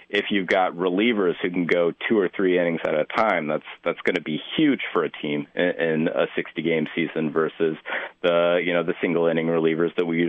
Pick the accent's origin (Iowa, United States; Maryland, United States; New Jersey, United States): Iowa, United States; Des Moines; I grew up in Des Moines, and then I went to school for a while in Iowa City